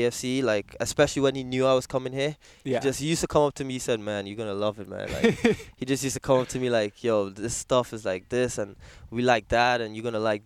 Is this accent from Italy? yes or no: no; Trinidad & Tobago; moved away as an adult; now in New York, United States; after my high school in Trinidad